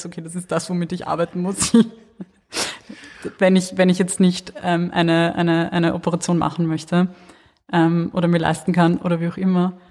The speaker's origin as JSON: {"language": "German", "town": "Wiener Neustadt", "region": "Lower Austria", "country": "Austria", "tie": "born or raised there", "said": "da wo ich aufgewachsen bin, in Wiener Neustadt und Umgebung"}